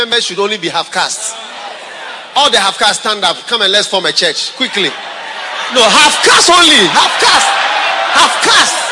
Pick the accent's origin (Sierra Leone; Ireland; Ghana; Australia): Ghana; Accra, Greater Accra; My hometown is Jamestown, British Accra.